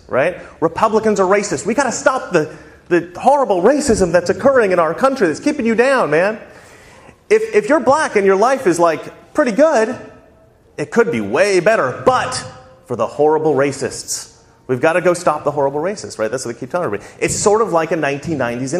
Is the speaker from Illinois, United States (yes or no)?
no; Salem, Oregon, United States; now in Los Angeles, United States; I grew up right here in Salem, Oregon